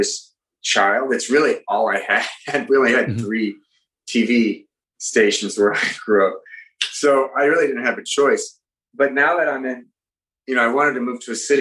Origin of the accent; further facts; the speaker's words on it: rural West Virginia, United States; now in Manhattan, United States; I lived in rural West Virginia as a kid